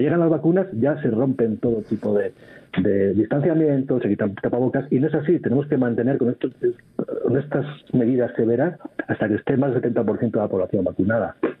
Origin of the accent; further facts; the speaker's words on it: Spain; A lo mejor es una percepción que tengo como español